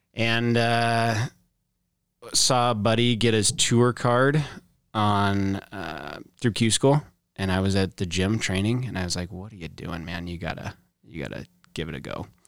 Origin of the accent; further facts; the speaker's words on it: Boise, Idaho, United States; born and raised kinda South Boise area